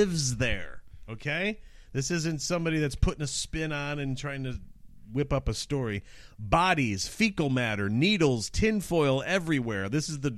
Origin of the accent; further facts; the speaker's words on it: Detroit, Michigan, United States; my hometown of Detroit.